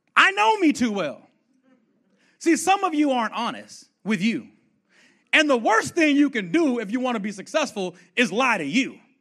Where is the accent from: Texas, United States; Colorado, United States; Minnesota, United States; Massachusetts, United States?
Texas, United States; Fort Worth; I'm from Fort Worth, Texas, born and raised